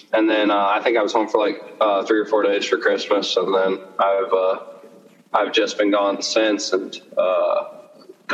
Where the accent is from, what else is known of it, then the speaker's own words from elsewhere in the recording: Baker City, Oregon, United States; I'm from Baker City, Oregon